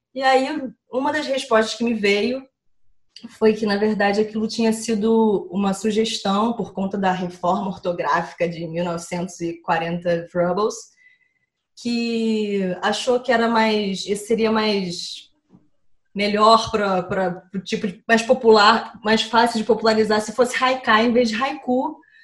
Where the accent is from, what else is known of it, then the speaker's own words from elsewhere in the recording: Rio de Janeiro, Brazil; Sou carioca